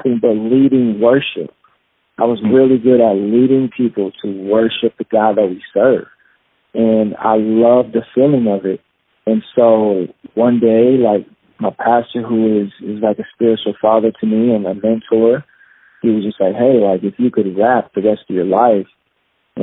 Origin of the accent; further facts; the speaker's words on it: Kalamazoo, Michigan, United States; I was born in Kalamazoo, Michigan, and my dad is Jamaican. My mom is white, and so I'm half Jamaican. And I grew up, you know, normal kid